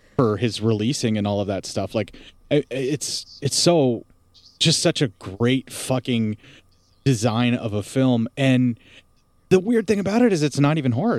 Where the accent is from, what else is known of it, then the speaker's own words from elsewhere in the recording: Appalachia, United States; so far up in the mountains where I lived, you know, like in the Appalachia